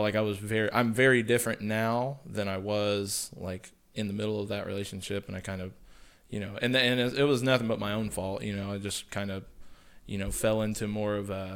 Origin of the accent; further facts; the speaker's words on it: United States; I'm an American, born and raised